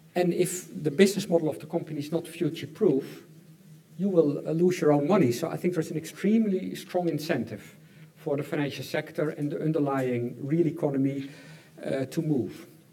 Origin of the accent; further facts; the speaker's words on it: Netherlands; I'm from the Netherlands